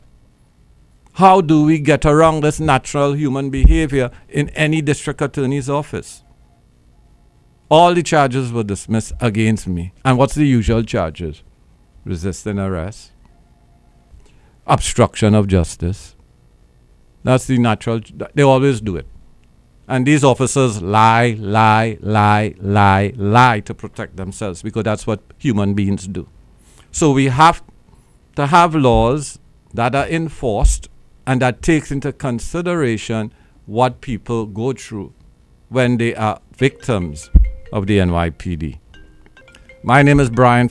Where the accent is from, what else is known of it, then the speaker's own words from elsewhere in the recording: Trinidad & Tobago; now in Brooklyn, United States; Trinidad and Tobago, my home islands